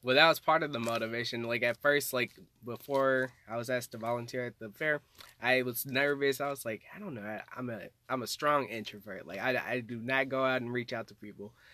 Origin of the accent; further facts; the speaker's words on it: Little Rock, Arkansas, United States; from Arkansas. Uh, grew up there all my life